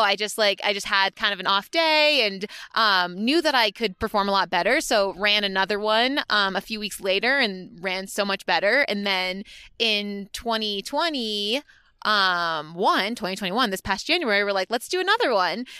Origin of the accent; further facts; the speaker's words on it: Maine, United States; moved away as an adult; also born or lived in Connecticut (UConn) / Boston; now in Flagstaff, United States; I'm originally from Maine, um, New England, New England girl